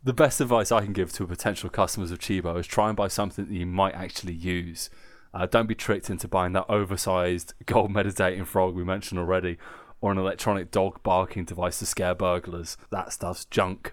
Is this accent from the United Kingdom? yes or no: yes; United Kingdom; now in Germany; I'm British